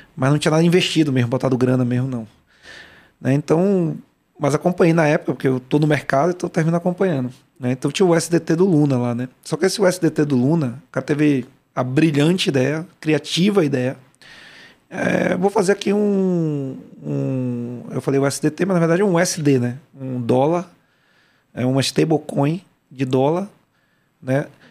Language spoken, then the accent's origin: Portuguese; Salvador, Bahia, Brazil; Eu, eu fui criado no Salvador, né? baiano